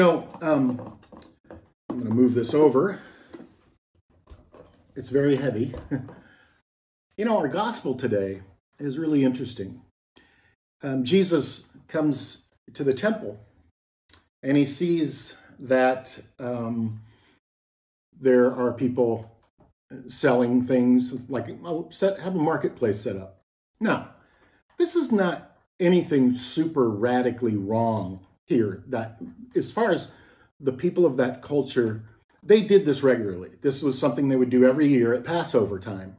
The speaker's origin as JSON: {"language": "English", "region": "Texas", "country": "United States", "tie": "born or raised there", "also_born_or_lived": "Minnesota", "moved": "as an adult", "said": "I grew up in Texas for most of my life, but then moved to Minnesota when I was in my 20s"}